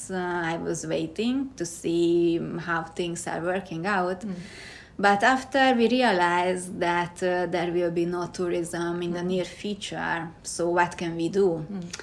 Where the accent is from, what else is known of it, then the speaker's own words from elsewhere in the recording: Hungary; English is a second language; now in Kyoto, Japan; And originally I am from Hungary and now living in Kyoto.